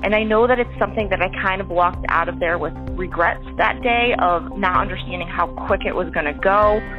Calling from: Stratford, Connecticut, United States; I'm calling from Stratford, Connecticut.

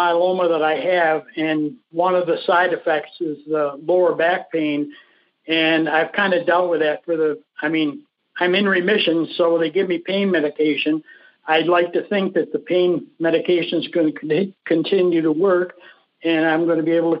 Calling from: Tucson, Arizona, United States; Tucson, Arizona.

